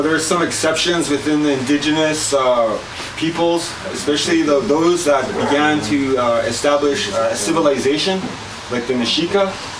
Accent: British Columbia, Canada; I'm from the Pukwakiwak Nation. And my territory is on the northern part of Vancouver Island.

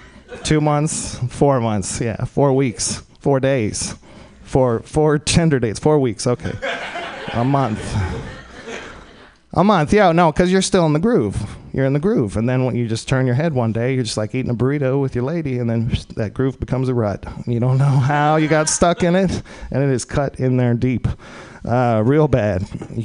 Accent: Texas, United States; I'm from Texas originally.

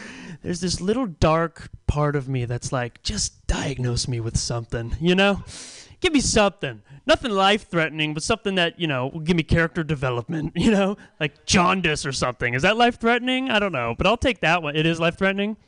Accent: Pacifica, California, United States; now in San Francisco, United States; I'm from Pacifica originally

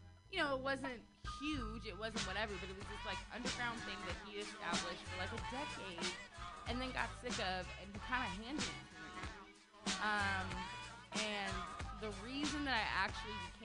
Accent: Sacramento, California, United States; now in San Francisco Bay Area, United States; I'm from Sacramento

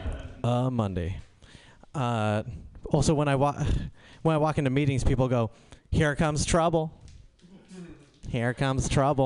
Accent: India; I'm Indian.

